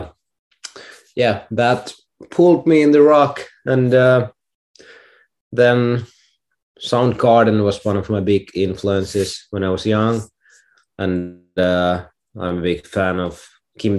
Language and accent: English; Finland; I'm a artist from Finland